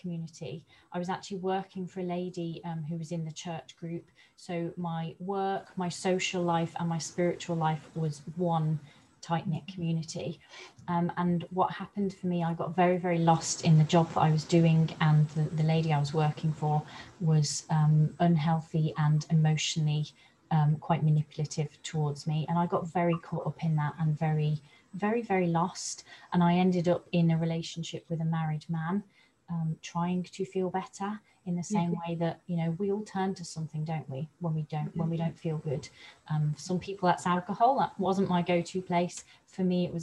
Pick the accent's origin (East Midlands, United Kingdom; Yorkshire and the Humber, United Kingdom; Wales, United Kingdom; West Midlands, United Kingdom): West Midlands, United Kingdom; Coventry; moved away as an adult; now in North Devon, United Kingdom; I live in North Devon, but I was brought up in the Midlands around the Coventry area. I moved to North Devon about 3 years ago